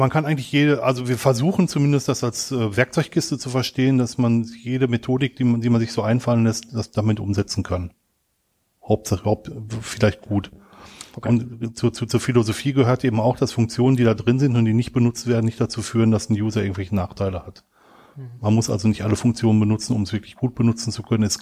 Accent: Germany; now in Switzerland; Ich bin ähm, Deutscher, der in die Schweiz ausgewandert ist.

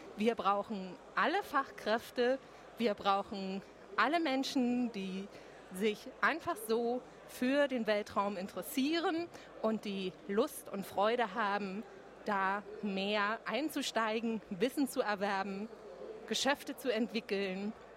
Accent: Berlin, Germany; als Berlinerin

